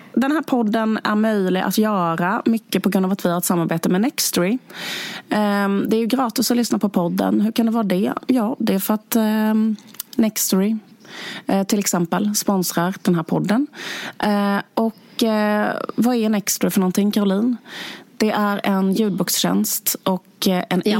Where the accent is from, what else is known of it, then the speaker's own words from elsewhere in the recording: Skåne, Sweden; vår hemby där vi kommer från.